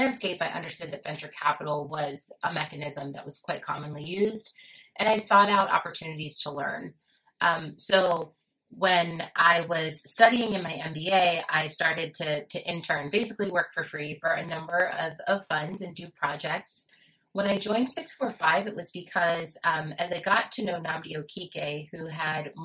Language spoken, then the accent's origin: English; Philadelphia, Pennsylvania, United States; I'm from Philadelphia, and I've spent most of my life and career on the East Coast of the U.S.